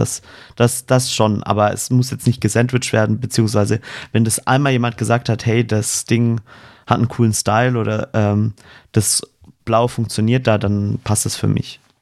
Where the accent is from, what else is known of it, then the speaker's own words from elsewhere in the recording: Swabia, Germany; accent: Swabian; Ich bin Schwabe, ja. da kommt ein bisschen grammatisches Dialekt mit durch